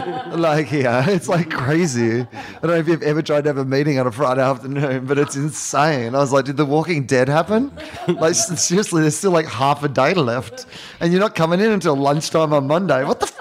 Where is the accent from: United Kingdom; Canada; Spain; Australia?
Australia; as an Australian